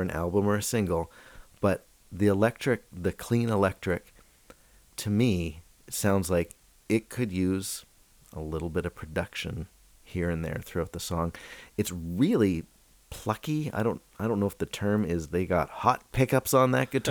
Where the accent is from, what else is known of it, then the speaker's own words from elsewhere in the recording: Canada; I'm Canadian.